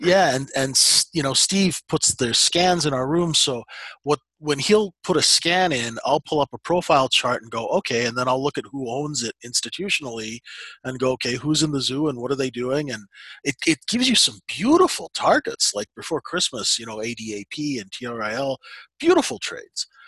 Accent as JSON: {"language": "English", "country": "Canada", "said": "we're Canadian"}